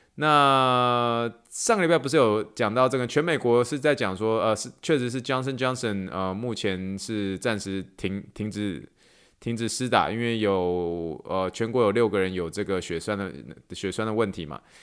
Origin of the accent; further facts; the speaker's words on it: Taiwan; also born or lived in Pittsburgh, United States / New York, United States; now in Houston, United States; 我是从台湾来的，然后，呃，我从匹兹堡念书，去纽约，呃，职业三年之后，然后三年前搬来到休斯顿